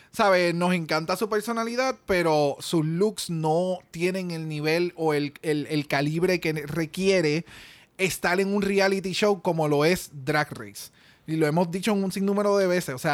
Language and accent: Spanish; Mexico; porque soy mexicana y yo, diablo, mano.